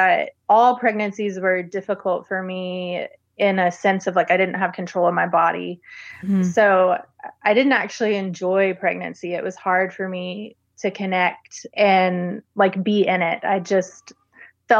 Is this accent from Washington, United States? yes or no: no; Baton Rouge, Louisiana, United States; I'm from Baton Rouge, Louisiana. And like growing up, there was one major hospital